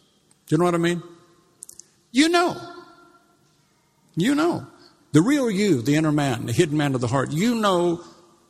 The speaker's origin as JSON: {"language": "English", "country": "United States", "moved": "as an adult", "said": "when I came over here 31, 32 years ago, I mean, I come from the States"}